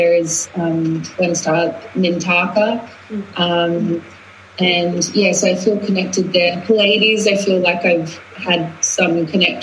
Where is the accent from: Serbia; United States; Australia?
Australia; moved away as an adult; also born or lived in London; now in Glastonbury, United Kingdom; when I grew up in Australia, I was very Australian. Then I went traveling, and then I moved to London, and London had its way with me, and I became a hybrid of the two. And then now I live in Glastonbury